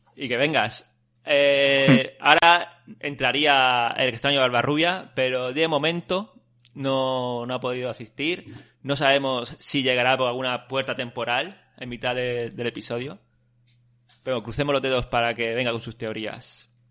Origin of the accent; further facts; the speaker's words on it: Callosa de Segura, Valencian Community, Spain; Yo tenía un amigo en Callosa, en mi pueblo, Callosa de Segura